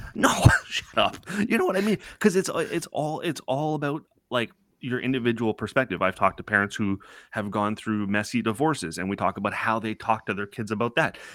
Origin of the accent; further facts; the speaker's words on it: Toronto, Ontario, Canada; growing up in Scarborough